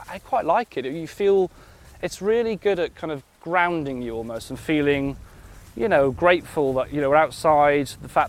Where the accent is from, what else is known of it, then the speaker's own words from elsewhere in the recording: Nantgaredig, Wales, United Kingdom; I grew up outside Nankeredig.